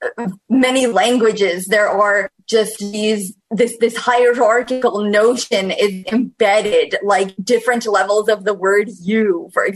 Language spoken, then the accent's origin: English; New York, United States; I am from New York State